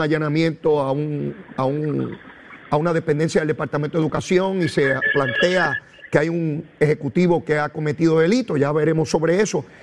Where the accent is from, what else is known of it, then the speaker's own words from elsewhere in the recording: Arroyo, Puerto Rico; y yo soy de Arroyo, ¿Cómo yo no me entero de lo que está ocurriendo allí?